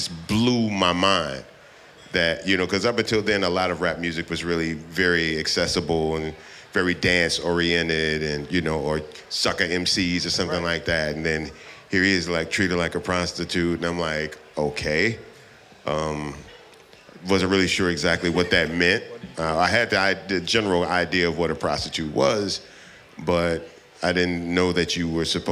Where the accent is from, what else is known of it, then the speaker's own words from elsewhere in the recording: Texas, United States; I'm from Texas, I'm in a small town